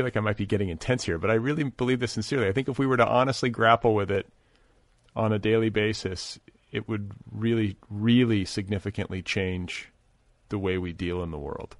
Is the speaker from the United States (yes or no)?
yes; Midwest, United States; we're both from the Midwest